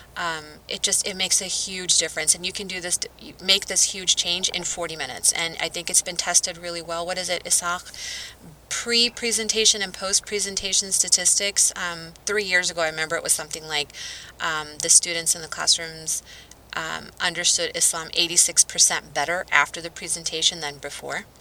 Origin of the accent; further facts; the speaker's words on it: Southwest, United States; I'm from the Southwest